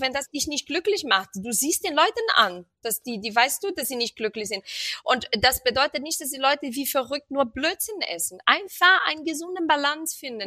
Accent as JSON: {"language": "German", "region": "Rio de Janeiro", "country": "Brazil", "moved": "yes", "said": "ich komme aus Rio und bei uns wird viel ähm, also bei uns gibt es jeden Tag auf dem Teller Reis und Bohnen."}